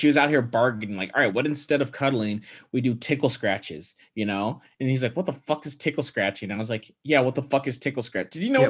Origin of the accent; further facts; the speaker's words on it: Midwest, United States; born there; I was born in the Midwest.